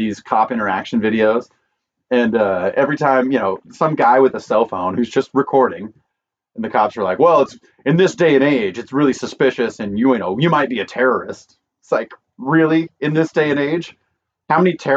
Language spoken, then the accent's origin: English; Idaho, United States; I'm from Idaho